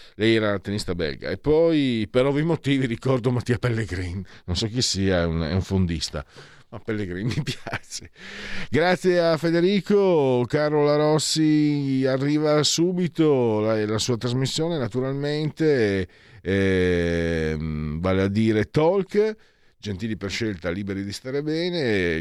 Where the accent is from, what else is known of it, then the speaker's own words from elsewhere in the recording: Italy; vengo da Friuli Veneto